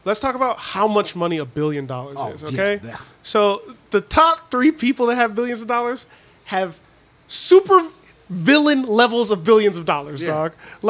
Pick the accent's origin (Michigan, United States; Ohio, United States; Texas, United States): Michigan, United States; Detroit; I'm from Detroit.